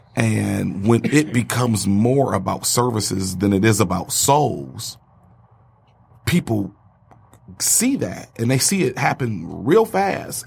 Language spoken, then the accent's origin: English; Detroit, Michigan, United States; I'm from Detroit